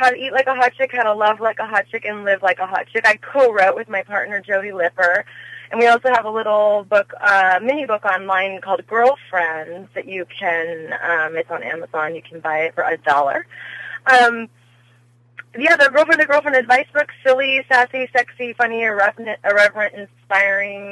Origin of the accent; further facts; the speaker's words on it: Las Vegas, Nevada, United States; moved away as an adult; also born or lived in Los Angeles; I grew up in Las Vegas